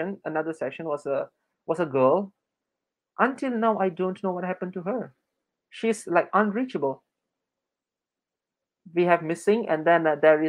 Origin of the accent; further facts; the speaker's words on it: Selangor, Malaysia; moved away as an adult; I'm from Selangor